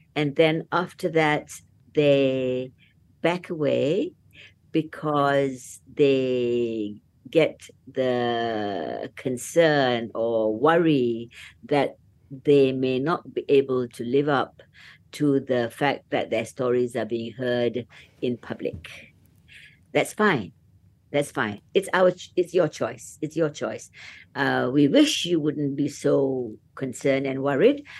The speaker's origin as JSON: {"language": "English", "country": "Malaysia"}